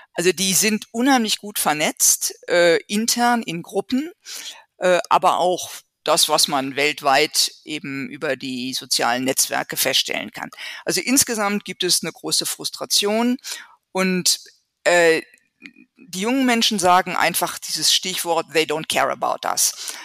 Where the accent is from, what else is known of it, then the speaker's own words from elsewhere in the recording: Germany; bei uns in Deutschland